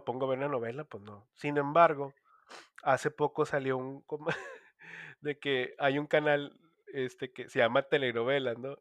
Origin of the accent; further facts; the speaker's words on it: Monterrey, Nuevo León, Mexico; como regio